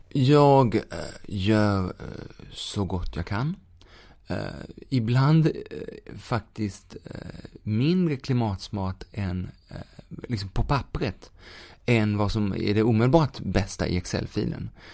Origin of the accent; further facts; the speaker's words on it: Sweden; vi som svenskar kan göra, eller som boende i Sverige